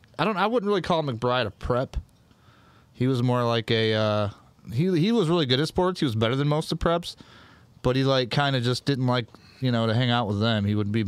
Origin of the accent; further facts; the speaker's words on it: Jackson, Michigan, United States; I remember I came there from East Jackson in third grade.